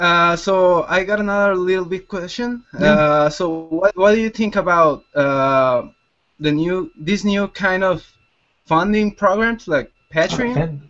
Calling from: Tijuana, Baja California, Mexico; I'm coming from what Krusty the Clown refers to as the funniest place on earth. I'm coming from Tijuana, Mexico.

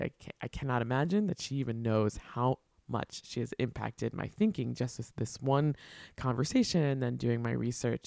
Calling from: Brooklyn, New York, United States; I am joining from the Stolen Lands Water and Air, stewarded by the Munsee, Lenape, and Canarsie Nations in what is currently known as Brooklyn, New York

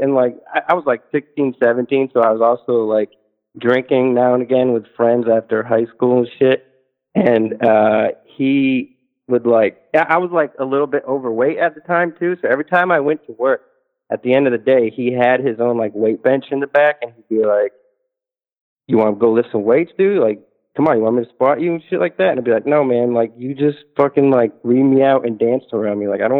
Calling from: Northeast, United States; I'm calling from the Northeast.

